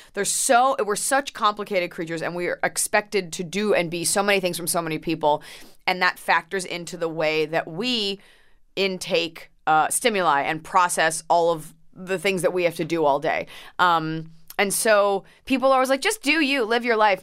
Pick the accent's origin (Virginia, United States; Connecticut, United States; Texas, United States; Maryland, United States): Texas, United States; Dallas; born or raised there; moved away; also born or lived in Plano, Texas